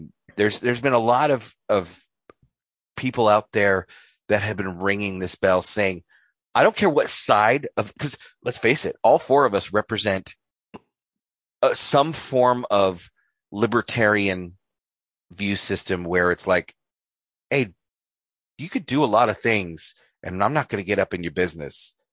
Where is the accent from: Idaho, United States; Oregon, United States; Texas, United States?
Idaho, United States; North; We're Northern Idahoans. North Idahoans.